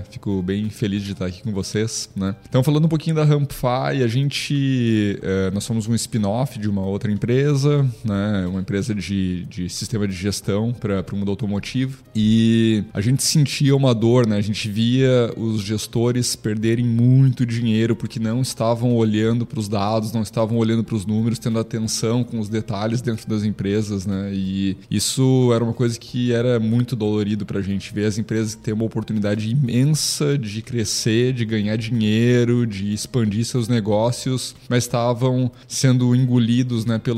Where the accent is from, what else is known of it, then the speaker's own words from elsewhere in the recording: Carazinho, Rio Grande do Sul, Brazil; now in Santa Catarina, Brazil; Eu, eu fugi do Rio Grande do Sul e disse que não volto mais, né? Diz que agora eu sou catarinense.